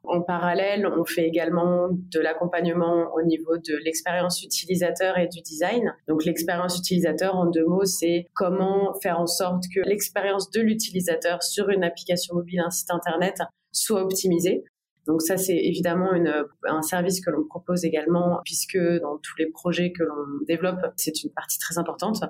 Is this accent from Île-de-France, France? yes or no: no; Bordeaux, Nouvelle-Aquitaine, France; moved away as an adult; also born or lived in Paris; je suis originaire de Paris, mais j'ai surtout grandi à Bordeaux